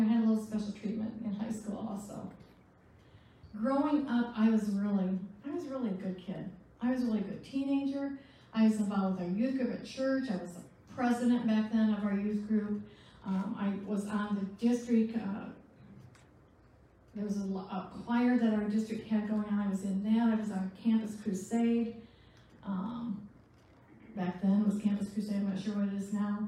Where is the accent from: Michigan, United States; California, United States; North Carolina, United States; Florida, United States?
Michigan, United States; also born or lived in Charlevoix / Vicksburg / Lansing / Flint; I was born in Michigan, so I carry my map with me wherever I go. And I grew up there